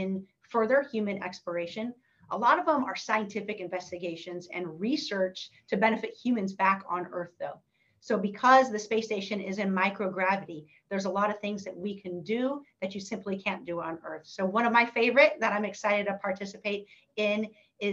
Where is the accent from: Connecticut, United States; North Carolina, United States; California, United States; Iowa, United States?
California, United States; Northern; growing up in Northern California